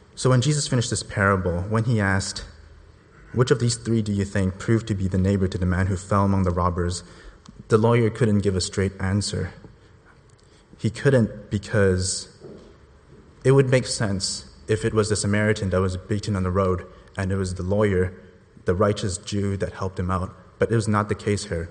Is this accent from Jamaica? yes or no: no; Hong Kong; moved away as an adult; I immigrated here from Hong Kong about eight years ago